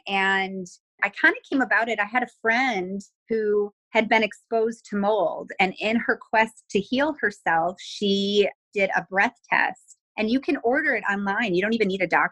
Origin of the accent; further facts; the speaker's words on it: Buffalo, New York, United States; moved away as an adult; now in Texas, United States; I'm originally from Buffalo, New York, and I moved to Texas around 2001